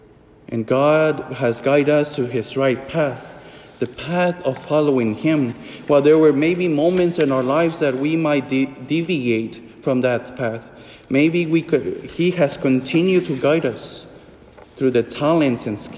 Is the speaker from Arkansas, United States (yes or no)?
yes; Fort Smith, Arkansas, United States; The moment when I celebrated the first Mass in my hometown in Fort Smith